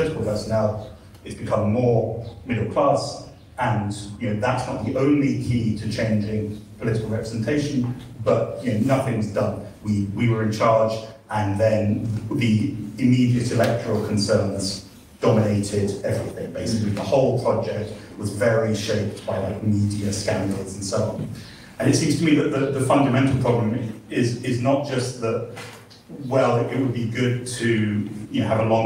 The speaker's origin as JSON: {"language": "English", "region": "England", "country": "United Kingdom", "said": "I'm English"}